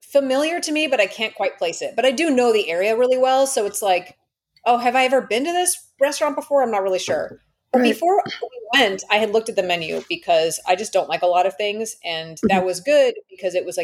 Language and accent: English; Toronto, Ontario, Canada; I'm from Toronto